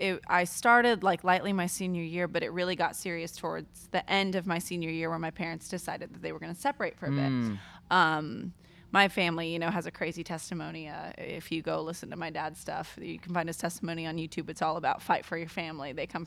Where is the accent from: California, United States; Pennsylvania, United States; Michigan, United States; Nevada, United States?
California, United States; Diamond Bar; Diamond Bar.